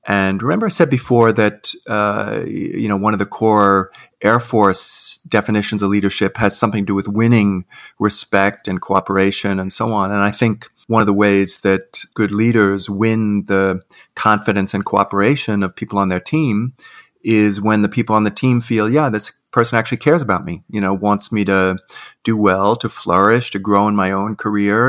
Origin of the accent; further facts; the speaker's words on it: New York City, New York, United States; I'm an Irish Catholic kid from Queens